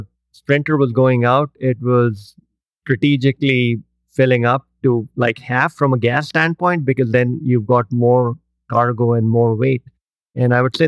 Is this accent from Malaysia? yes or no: no; India; moved away; I grew up in India